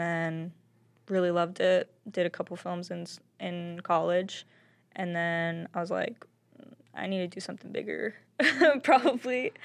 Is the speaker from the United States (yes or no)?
yes; Springdale, Arkansas, United States; moved away as an adult; also born or lived in New York; I grew up in Springdale. I was born and raised there.